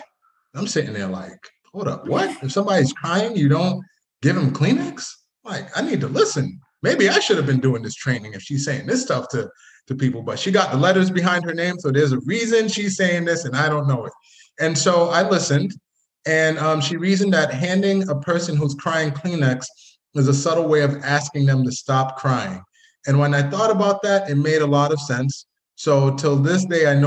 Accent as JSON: {"language": "English", "town": "Boston", "region": "Massachusetts", "country": "United States", "tie": "born or raised there", "said": "grew up in the Boston area"}